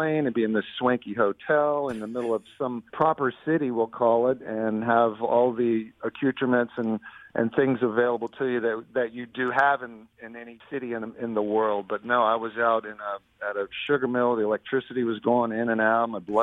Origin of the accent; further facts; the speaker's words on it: Norfolk, Virginia, United States; moved away as an adult; also born or lived in California; I'm a local boy born and raised in Norfolk.